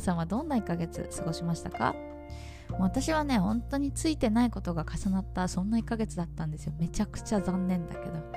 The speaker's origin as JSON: {"language": "Japanese", "region": "Tokyo", "country": "Japan", "tie": "born or raised there", "moved": "as an adult", "lives_now": "Vietnam", "said": "私は東京出身だったんで"}